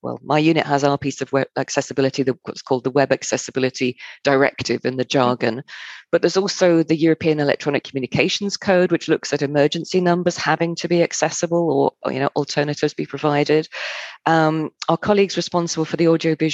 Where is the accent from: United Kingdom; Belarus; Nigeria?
United Kingdom; moved away as an adult; also born or lived in Germany; I didn't want to go back to Britain